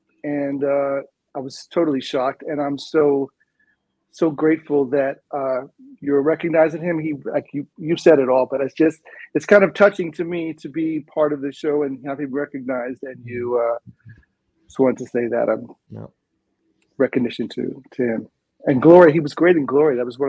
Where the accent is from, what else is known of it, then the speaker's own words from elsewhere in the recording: United States; born there; I was born in the United States, but I only lived here for 2 weeks.